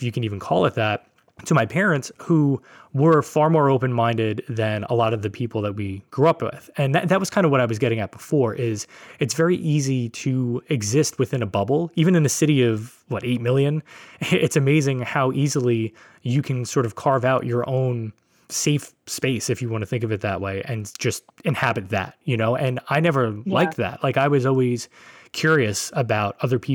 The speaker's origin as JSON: {"language": "English", "town": "New York City", "region": "New York", "country": "United States", "tie": "born or raised there", "said": "my neighborhood in Brooklyn"}